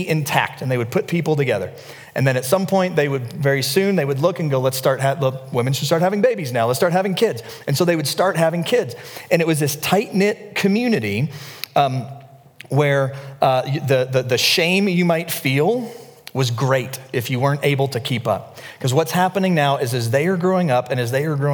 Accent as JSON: {"language": "English", "region": "the South", "country": "United States", "said": "I'm from the South"}